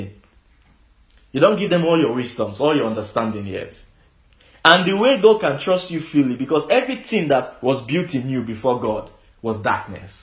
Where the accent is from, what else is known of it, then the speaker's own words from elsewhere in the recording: Lagos, Nigeria; I was born in Lagos